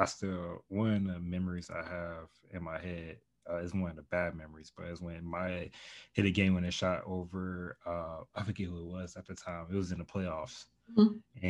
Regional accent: Chicago, Illinois, United States; I'm from Chicago

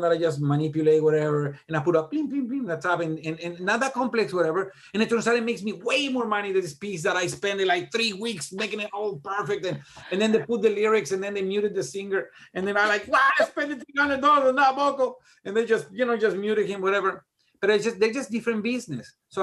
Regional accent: Mexico; English is a second language; moved away as an adult; now in Tennessee, United States; I'm a Mexican, dude. I was this close to just jumping the border. I came to the United States and just, I was a student.

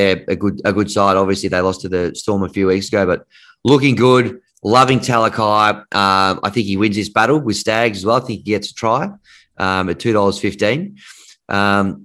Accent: Canberra, Australian Capital Territory, Australia; I'm from Canberra

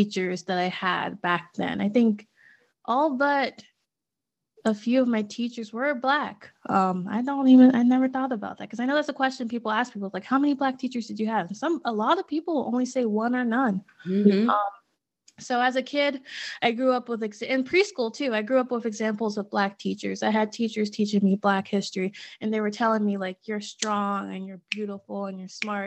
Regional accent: Pittsburgh, Pennsylvania, United States; I grew up in Pittsburgh

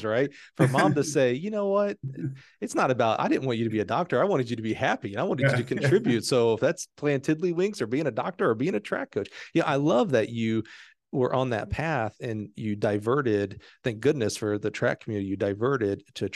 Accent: Alabama, United States; I'm from Alabama.

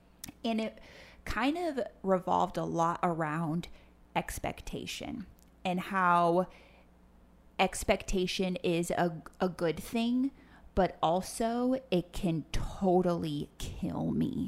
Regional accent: Panama City, Panama; Well, I grew up as a TCK in Panama City, Panama. My parents got on the mission field when I was between like 1 and 2, spent a year in Costa Rica, then went to Panama.

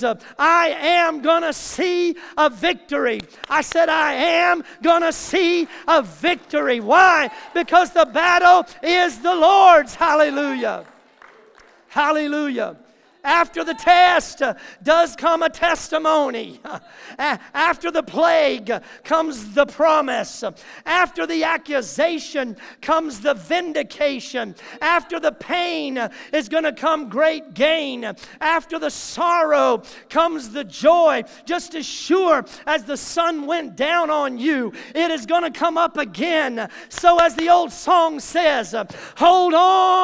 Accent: the South, United States; I grew up in the South hearing phrases like this from just good old Southern folk that I grew up around.

